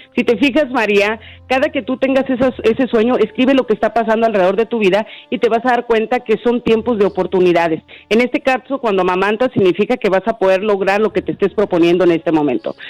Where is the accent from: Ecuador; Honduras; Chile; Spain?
Honduras; now in Nashville, United States; yo estoy en mi país, que me voy para mi país, yo soy de Honduras